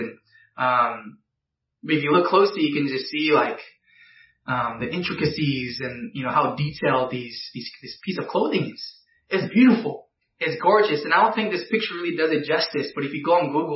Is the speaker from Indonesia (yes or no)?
yes; Indonesia; I'm not any less of an Indonesian because I'm a disciple of Jesus